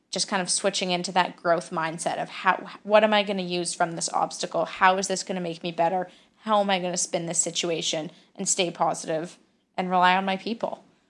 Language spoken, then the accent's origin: English; Calgary, Alberta, Canada; I'm from Calgary, Alberta, in Canada